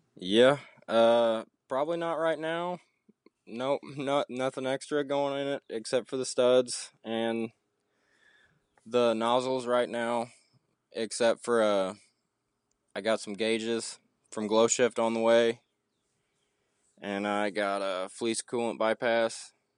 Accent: Southeast Missouri, United States; I'm from Southeast Missouri, so there's a lot of farmland, a lot of guys with diesels

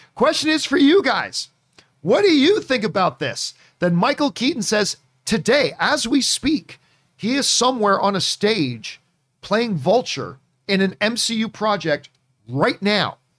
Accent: Canada; I'm Canadian

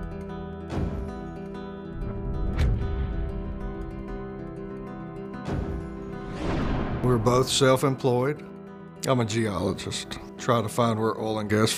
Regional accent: Jackson, Mississippi, United States; Born in Jackson, Mississippi, it's kind of a mid-sized southern town.

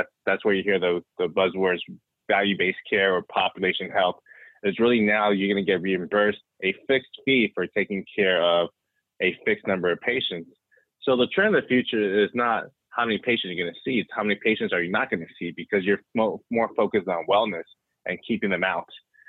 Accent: West Coast, United States; I am originally from the West Coast, so jealous of anytime I hear folks from the Bay Area or Southern California

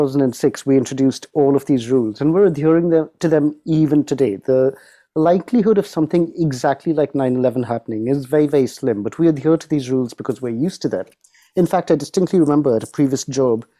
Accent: United Kingdom; as a Brit

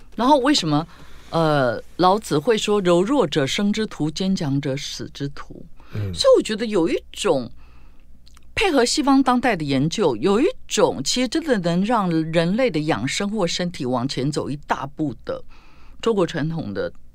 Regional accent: Tainan, Taiwan; 因为我们是台南人嘛

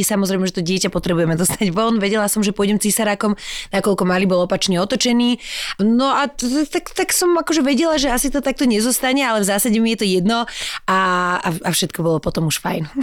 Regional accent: Slovakia; also born or lived in Germany; ja som sa narodila v Nemecku, moja sestra už mala 5 rokov a došli sme nazad, keď som mohla mať asi 3-4

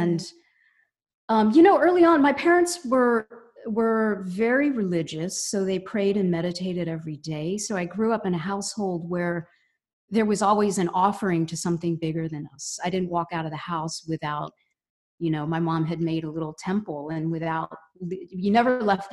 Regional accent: Cincinnati, Ohio, United States; also born or lived in Bombay, India; In Cincinnati, Ohio. Yeah. Okay. So I grew up there and went to college there.

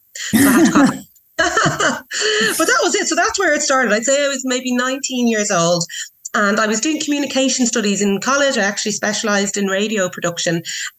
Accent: Portmarnock, Leinster, Ireland; now in Kildare, Ireland; I grew up in Portmarnock and I now live in Kildare.

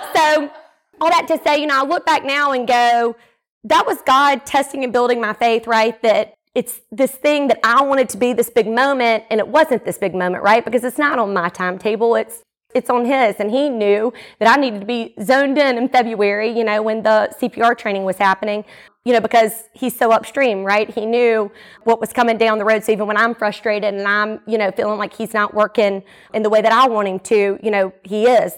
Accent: Jackson, Mississippi, United States; also born or lived in Atlanta; I was born and raised here in the Jackson area

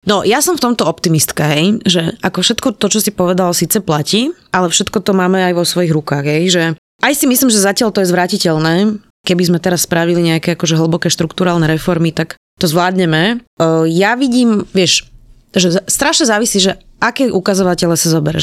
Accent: Slovakia; takí sme my Slováci

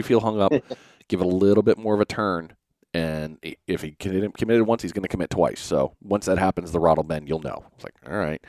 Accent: New England, United States; now in Florida, United States; I'm originally from New England

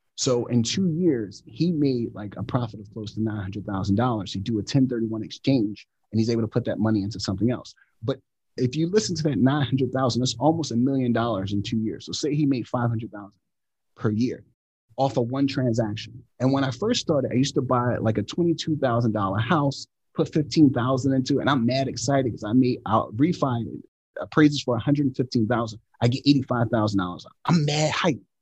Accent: Philadelphia, Pennsylvania, United States; I grew up in Philadelphia with six siblings, single parent household

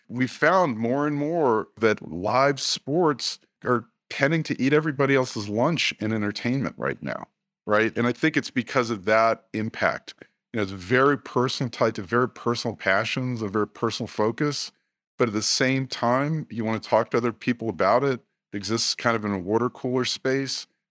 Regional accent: Washington, District of Columbia, United States; I was born in the Washington, D C area.

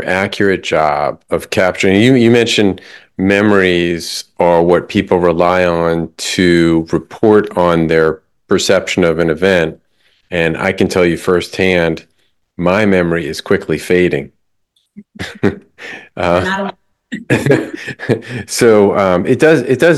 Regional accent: New York, United States; I grew up in New York

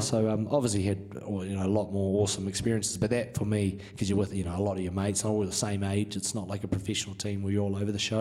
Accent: Hawke's Bay, New Zealand; moved away as an adult; now in Denver, United States; I'm from New Zealand. I um, I was born, bred in Hawke's Bay, so it's the um, central North Island

